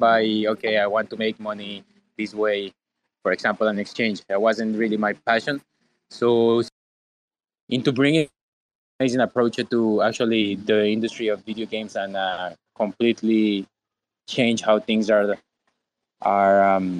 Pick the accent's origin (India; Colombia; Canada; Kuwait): Colombia; I am actually originally from Colombia